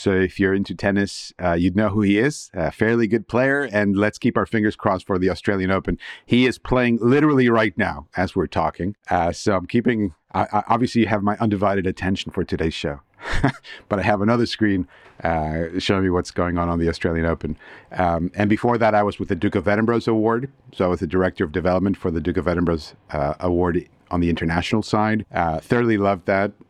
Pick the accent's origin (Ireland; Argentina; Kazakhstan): Argentina; also born or lived in United States / Canada / Luxembourg / Switzerland; now in United Kingdom; I'm originally from Argentina and I'm a paragon of globalization, you could say. I lived in the US and in Canada, uh, Luxembourg, Switzerland, and now here in the UK.